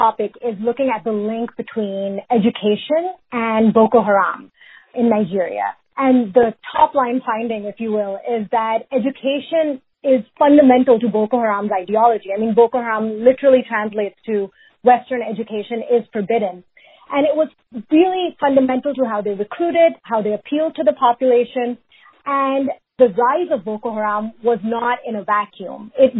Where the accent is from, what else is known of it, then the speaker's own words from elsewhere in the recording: Pakistan; also born or lived in Canada / United States; So I am originally from Pakistan. I grew up mainly there, though a little bit all over, so grew up in Canada and in the U.S. as well.